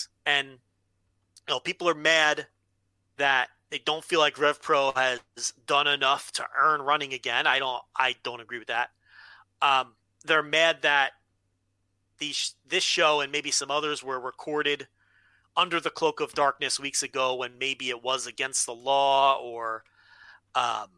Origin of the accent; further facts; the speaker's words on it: United States; I'm an American fan.